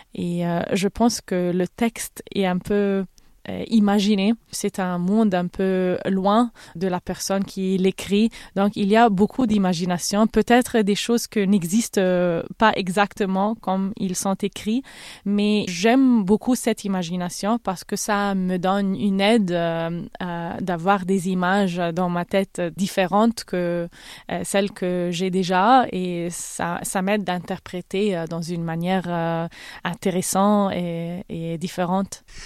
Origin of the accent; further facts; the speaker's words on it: Cairo, Cairo Governorate, Egypt; French is a second language; moved away as an adult; also born or lived in Berlin / Milan; now in London, United Kingdom; Je suis née en Égypte, j'ai grandi au Caire, je parle arabe évidemment, mais j'ai fait mes études à Berlin et à Milan et maintenant je vis à Londres